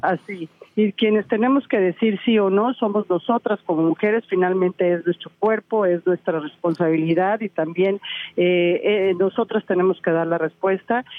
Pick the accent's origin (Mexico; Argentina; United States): Mexico; Toluca, State of Mexico; mi capital de donde soy oriunda